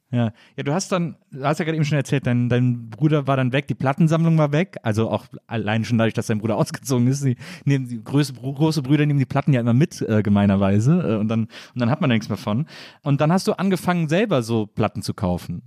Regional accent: Cologne, North Rhine-Westphalia, Germany; Köln, ich komme ja aus Köln

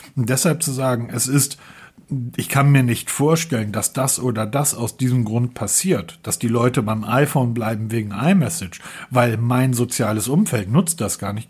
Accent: Northern Germany, Germany; weil wir kommen ja hier aus dem Norden

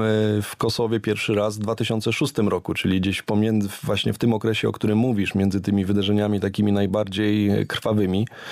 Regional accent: Poland; jesteśmy z Polski

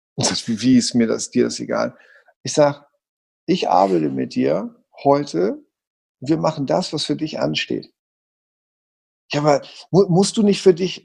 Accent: Hamburg, Germany; Ich bin Hamburger Jung

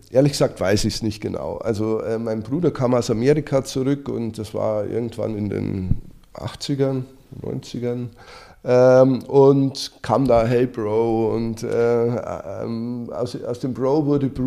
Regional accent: Bavaria, Germany; Ähm, als Bayer natürlich schon Biertrinker

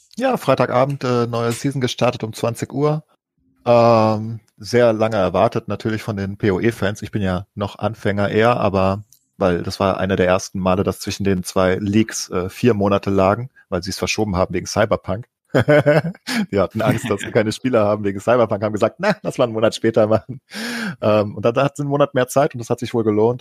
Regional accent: Germany; als äh, Deutsche

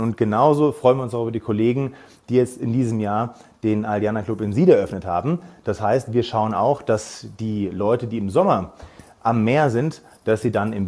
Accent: Darmstadt, Hesse, Germany; moved away as an adult; now in Ampflwang, Austria; ich bin äh, gebürtiger Darmstädter

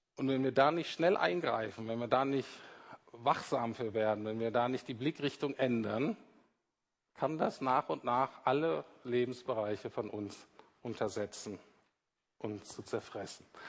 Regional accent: Germany; Wir Deutschen

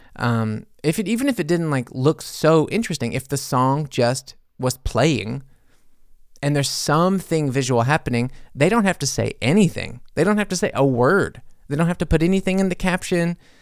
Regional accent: United States; now in Germany; being an American in Germany

